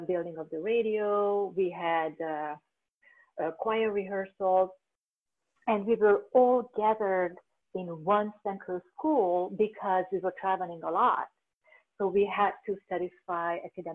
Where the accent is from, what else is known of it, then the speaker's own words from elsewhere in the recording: Budapest, Hungary; English is a second language; moved away as an adult; now in United States; I was born in Hungary, Budapest, and this October marked my 25th year in being in the United States.